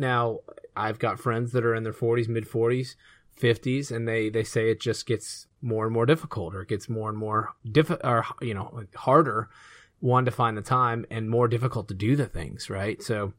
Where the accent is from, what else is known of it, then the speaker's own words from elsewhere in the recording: Georgia, United States; And I grew up in Georgia, 16 years old, license, 15 is when you get your permit.